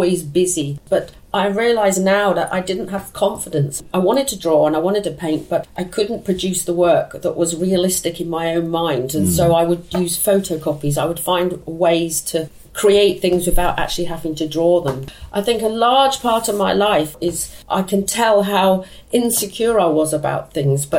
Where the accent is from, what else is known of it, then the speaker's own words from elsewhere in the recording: London, United Kingdom; I was born in Chiswick. I moved into this house when I was 16.